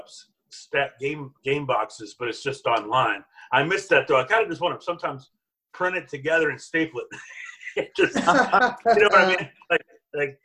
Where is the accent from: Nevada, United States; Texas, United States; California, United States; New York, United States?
Texas, United States; Canadian; I grew up in Canadian, Texas